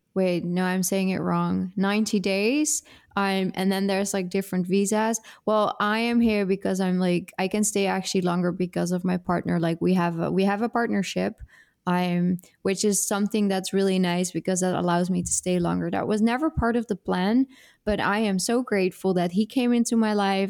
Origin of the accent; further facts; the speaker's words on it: Netherlands; English is a second language; moved away as an adult; also born or lived in Italy; now in Brazil; there are nine years that I'm this developing international abroad girl, and then everything before that is Dutch